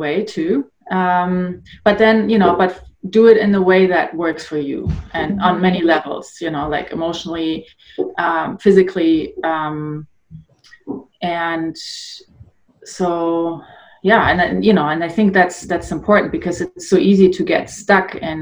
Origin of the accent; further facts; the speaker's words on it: Northern Germany, Germany; moved away as an adult; also born or lived in Poland / Munich, Germany; now in Canada; that's where I grew up. I was born in Poland originally, but we moved to Germany when I was about 6 years old. So I grew up in Germany, Northern Germany